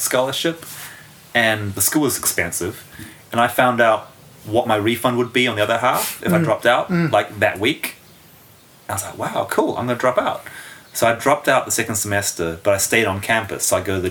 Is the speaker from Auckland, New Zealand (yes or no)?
yes; Auckland, New Zealand; moved away as an adult; also born or lived in London, United Kingdom; now in Los Angeles, United States; growing up in Auckland